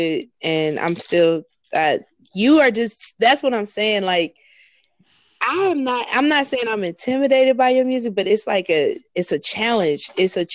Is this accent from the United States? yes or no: yes; the Bay Area, California, United States; moved away; I'm from the Bay